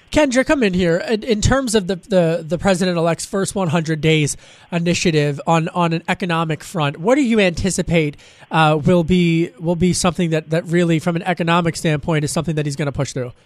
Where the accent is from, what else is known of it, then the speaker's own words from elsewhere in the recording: Pennsylvania, United States; a Democrat from Pennsylvania, my home state